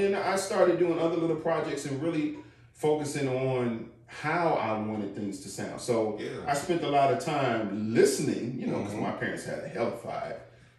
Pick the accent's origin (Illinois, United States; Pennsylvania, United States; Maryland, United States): Illinois, United States; Chicago; I'm from Chicago